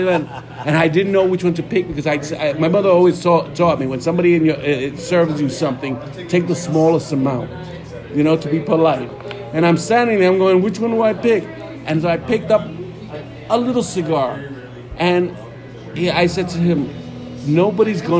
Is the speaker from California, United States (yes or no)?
no; New York City, New York, United States; I'm originally from the Lower East Side